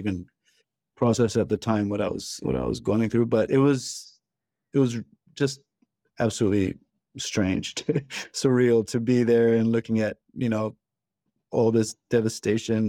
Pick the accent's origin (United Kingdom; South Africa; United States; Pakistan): Pakistan; one of my best friends who I grew up with in Pakistan